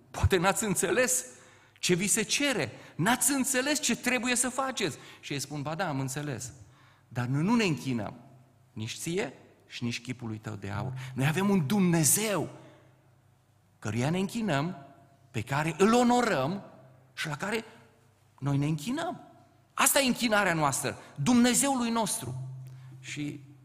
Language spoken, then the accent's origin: Romanian; Ciuta, Caraș-Severin County, Romania; moved away as an adult; also born or lived in Topleț; now in Bucharest, Romania; de fapt rădăcinile mele sunt în Banat. Eu sunt din Ciuta, m-am căsătorit la Topleț și cu ajutorul Domnului am ajuns în București